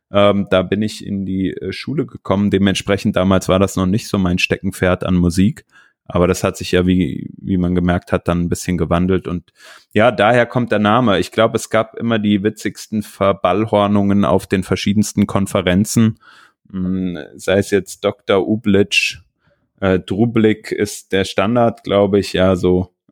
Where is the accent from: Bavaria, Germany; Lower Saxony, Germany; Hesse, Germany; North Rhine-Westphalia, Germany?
Hesse, Germany; Giessen; moved away as an adult; now in Cologne, Germany; sondern ich komme ursprünglich aus der Nähe von Frankfurt. Gießen, ähm, das ist so 60 Kilometer weg von Frankfurt. Ähm, die Ecke komme ich ursprünglich